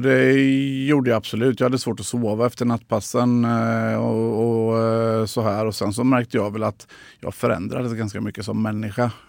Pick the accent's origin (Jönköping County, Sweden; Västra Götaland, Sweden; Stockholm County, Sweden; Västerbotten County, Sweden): Jönköping County, Sweden; Tranås; moved away; also born or lived in Gothenburg; så hamnade vi i Tranås, och, eh, där jag ju är uppvuxen till stor